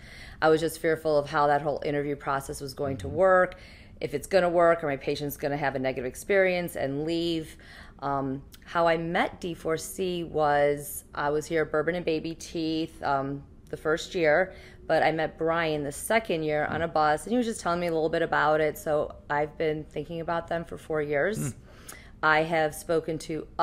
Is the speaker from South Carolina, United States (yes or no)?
no; Cleveland, Ohio, United States; I am from Cleveland, and I decided to go back to the Cleveland area